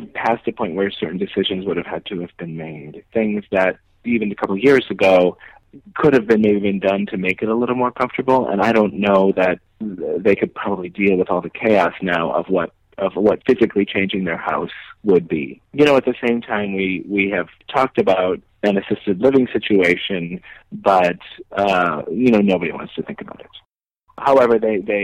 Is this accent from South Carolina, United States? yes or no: no; Connecticut, United States; born or raised there; now in New York, United States